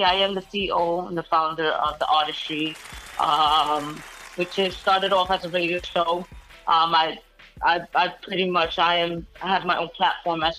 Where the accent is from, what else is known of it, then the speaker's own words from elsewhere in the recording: New York City, New York, United States; I'm from the Bronx